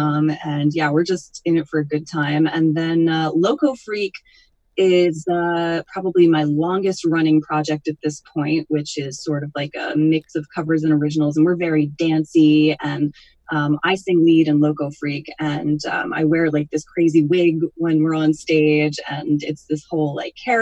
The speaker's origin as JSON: {"language": "English", "region": "Northwest Connecticut", "country": "United States", "tie": "born or raised there", "moved": "yes", "lives_now": "Hudson Valley, United States", "said": "I grew up in Northwest Connecticut"}